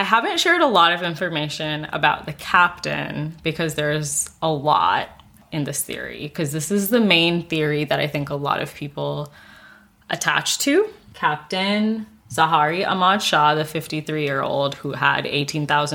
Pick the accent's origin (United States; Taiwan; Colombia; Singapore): Singapore; I grew up in Singapore